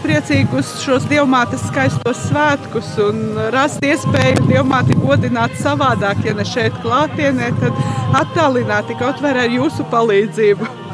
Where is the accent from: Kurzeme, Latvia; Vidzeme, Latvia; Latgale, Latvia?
Latgale, Latvia; now in Riga, Latvia; pati es nāku no Latgales, bet dzīvoju Rīgā